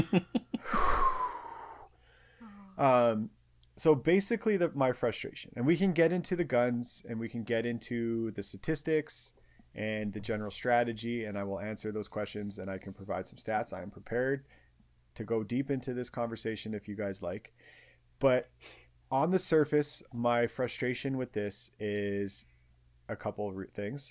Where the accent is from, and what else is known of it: Canada